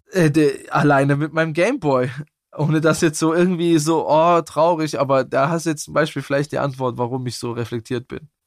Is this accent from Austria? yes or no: no; Bietigheim-Bissingen, Baden-Württemberg, Germany; accent: Swabian; bei uns im Schwabenland